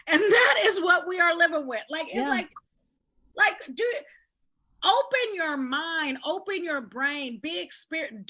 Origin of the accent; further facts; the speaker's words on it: California, United States; also born or lived in Tuskegee, Alabama; I'm from California